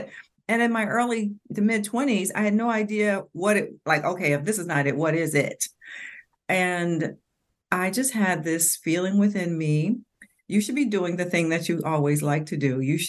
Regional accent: Cincinnati, Ohio, United States; moved away as an adult; also born or lived in New York; I was born in Cincinnati, Ohio

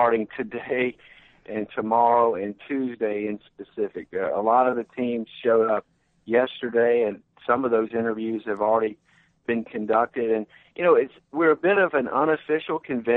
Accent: Mobile, Alabama, United States; also born or lived in Baltimore / Cleveland; I came back to my hometown of Mobile to become the executive director

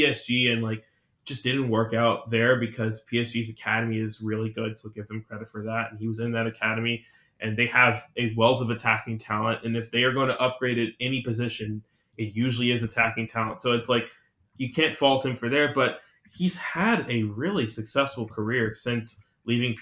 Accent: United States; we're American

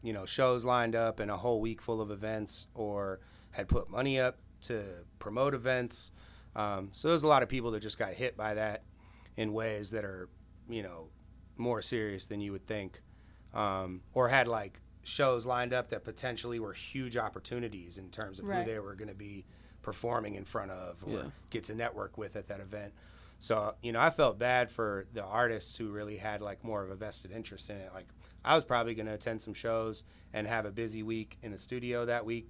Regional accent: Los Angeles, California, United States; moved away as an adult; also born or lived in Houston, Texas; now in Austin, United States; I moved to L.A. when I was like 4 years old, and I was there till I was 19

